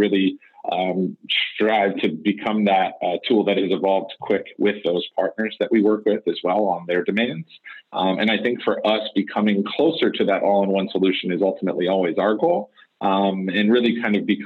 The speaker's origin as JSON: {"language": "English", "town": "Detroit", "region": "Michigan", "country": "United States", "moved": "yes", "said": "I'm actually originally from Detroit"}